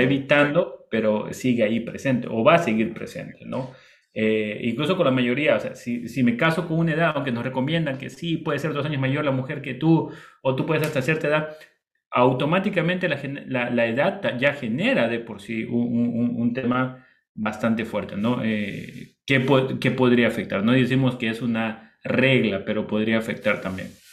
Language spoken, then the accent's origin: Spanish; Bolivia; moved away; also born or lived in Costa Rica / Ecuador; yo soy boliviano, mi esposa es del Perú